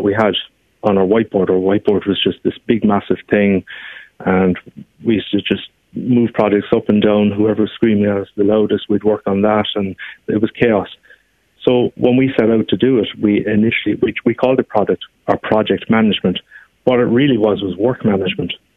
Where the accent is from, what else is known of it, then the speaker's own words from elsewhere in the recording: Glanmire, Munster, Ireland; I'm from Glanmire in Cork. I mean, we are both educated in Cork